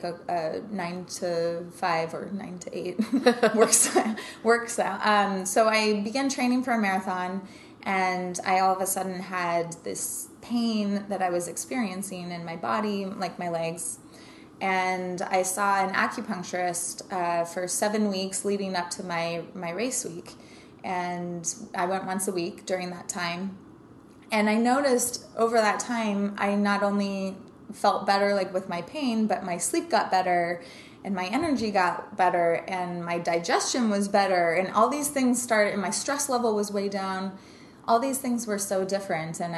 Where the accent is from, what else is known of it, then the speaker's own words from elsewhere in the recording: Denver, Colorado, United States; now in New York, United States; I grew up in Denver, Colorado